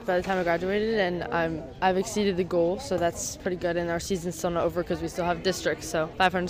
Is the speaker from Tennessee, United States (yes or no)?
no; Flagler County, Florida, United States; I just want to soak in the last moments in my hometown because I've lived here for so long.